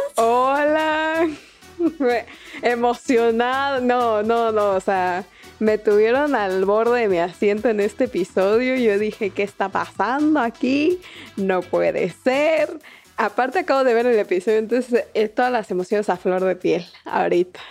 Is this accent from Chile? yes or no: no; Mexico; somos mexicanas y lo hemos visto toda nuestra vida